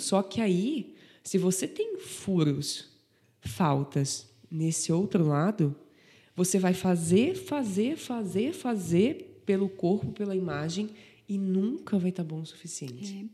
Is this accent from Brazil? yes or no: yes; Antônio Carlos, Santa Catarina, Brazil; Eu sou de Antônio Carlos